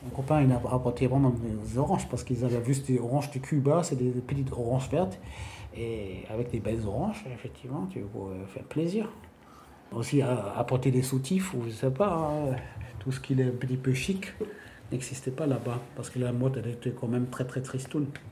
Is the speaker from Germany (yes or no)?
yes; Berlin, Germany; chez nous, à Berlin-Ouest